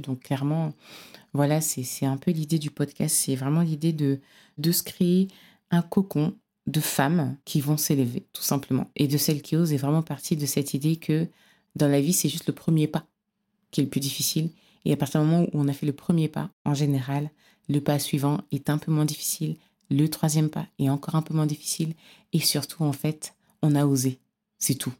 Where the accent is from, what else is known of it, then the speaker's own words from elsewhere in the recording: Cameroon; je suis originaire du Cameroun